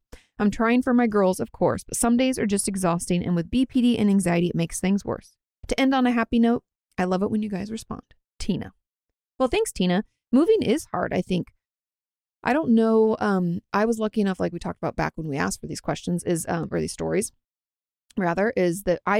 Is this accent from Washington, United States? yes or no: yes; Washington, United States; I grew up like in Washington State, if you guys don't know, just outside of Olympia